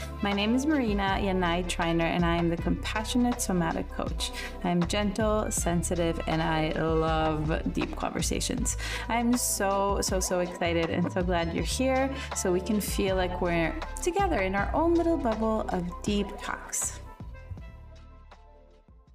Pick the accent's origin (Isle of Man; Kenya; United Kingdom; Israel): Israel; I'm a fellow Israeli